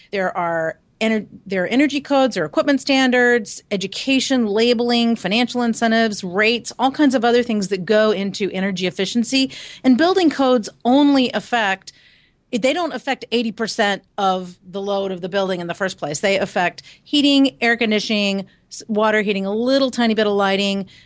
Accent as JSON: {"language": "English", "region": "Virginia", "country": "United States", "said": "I'm from Virginia"}